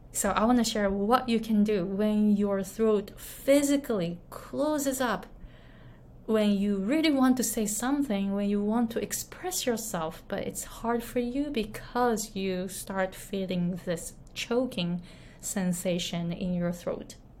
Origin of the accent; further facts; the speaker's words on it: Japan; moved away; I grew up in Japan. I was born and raised in Japan.